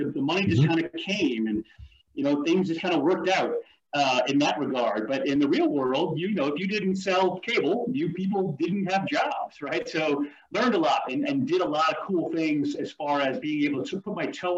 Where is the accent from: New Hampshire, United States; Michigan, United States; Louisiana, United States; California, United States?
Louisiana, United States; New Orleans; moved away; also born or lived in Virginia; I was born in New Orleans, Louisiana.